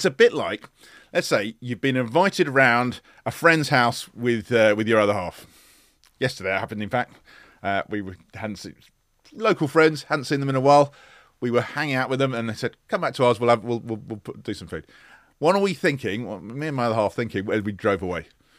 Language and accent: English; London, United Kingdom; I grew up in Northwest London. Suburbs of London. Very unexciting. I wish I lived by the sea.